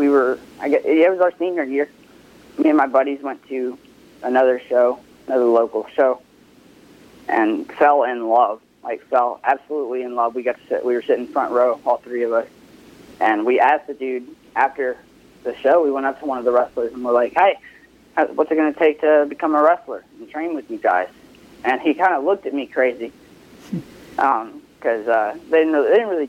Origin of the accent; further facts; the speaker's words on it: Olive Branch, Mississippi, United States; I'm from Olive Branch